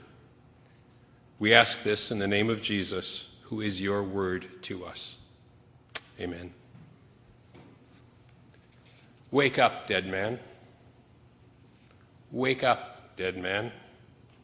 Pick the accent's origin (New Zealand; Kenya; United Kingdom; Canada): Canada; moved away as an adult; now in United States